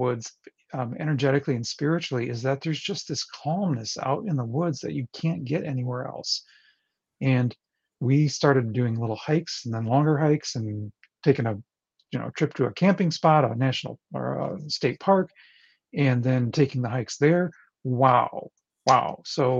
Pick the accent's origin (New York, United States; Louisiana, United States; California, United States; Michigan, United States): Michigan, United States; northern Lower; I'm from Michigan, way north, not in the Upper Peninsula, but there's a tiny little peninsula on the lower side of Michigan